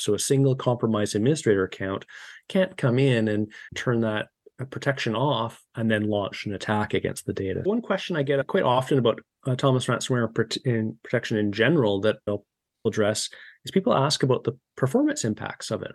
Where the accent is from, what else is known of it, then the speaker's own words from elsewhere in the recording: Victoria, British Columbia, Canada; my house here in Victoria, B C